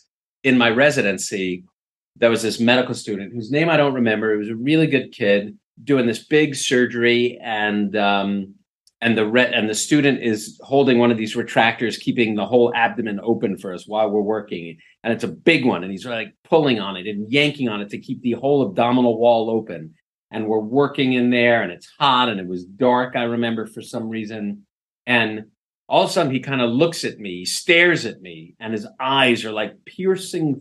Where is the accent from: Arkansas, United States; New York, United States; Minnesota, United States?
New York, United States; New York City; growing up in New York City, you know, in a tiny apartment